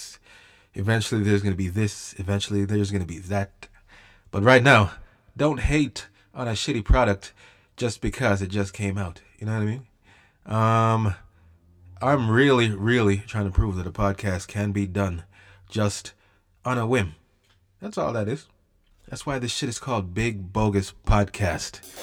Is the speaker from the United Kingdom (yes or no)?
no; Jamaica; now in Canada; the storytelling culture in Jamaica, at least when I was growing up, was way different than it is over here in Canada